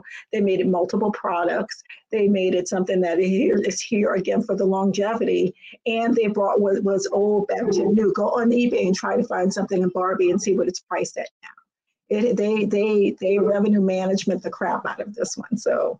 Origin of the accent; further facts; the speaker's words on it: New Orleans, Louisiana, United States; I'm from New Orleans.